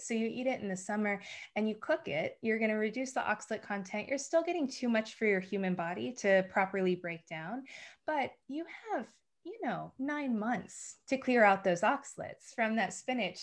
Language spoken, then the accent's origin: English; United States; moved away; growing up in the States